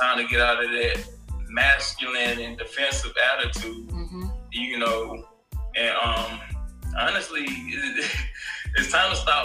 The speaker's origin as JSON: {"language": "English", "town": "Jackson", "region": "Mississippi", "country": "United States", "tie": "born or raised there", "moved": "as an adult", "lives_now": "Tampa, United States", "said": "I'm a man from Jackson, Mississippi. You know, I was rooted there."}